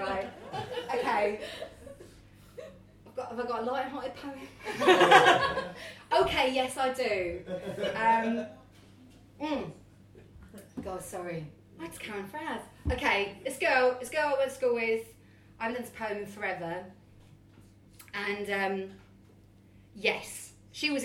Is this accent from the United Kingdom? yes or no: yes; Matlock, Wales, United Kingdom; I grew up in Matlock, very small kind of like village town